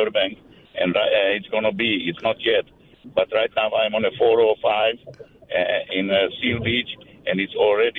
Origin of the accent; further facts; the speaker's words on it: Slovakia; English is a second language; moved away; From your favorite country you never visited, Slovakia.